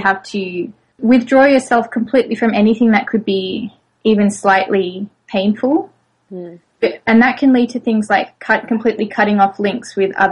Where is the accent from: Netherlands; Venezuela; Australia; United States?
Australia; moved away; also born or lived in France; I'm originally from Australia, though I've lived in France.